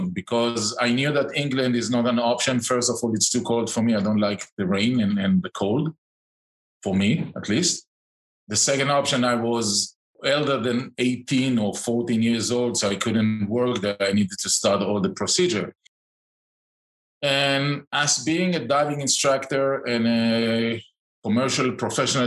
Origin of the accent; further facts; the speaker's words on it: outskirts of Tel Aviv, Tel Aviv District, Israel; moved away as an adult; also born or lived in Eilat / Tiberias; now in Spain; I grew up in the outskirts of Tel Aviv, in the center of Israel